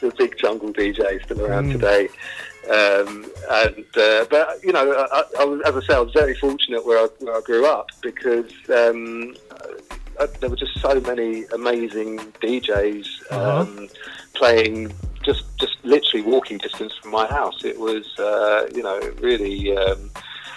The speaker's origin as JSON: {"language": "English", "region": "London", "country": "United Kingdom", "tie": "born or raised there", "said": "I grew up in Camden in North London"}